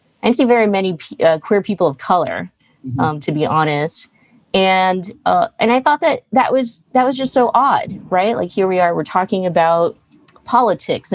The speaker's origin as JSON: {"language": "English", "town": "Stockton", "region": "California", "country": "United States", "tie": "born or raised there", "said": "growing up in Stockton"}